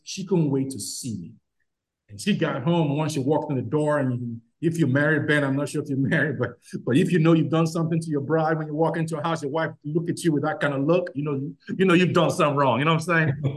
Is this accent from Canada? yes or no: no; Nigeria; moved away; I'm from Nigeria?